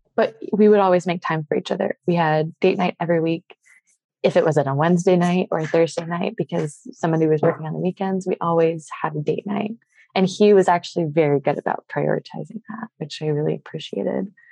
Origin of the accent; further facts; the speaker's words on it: Southern Maryland, United States; moved away as an adult; now in San Diego, United States; So I grew up in Southern Maryland.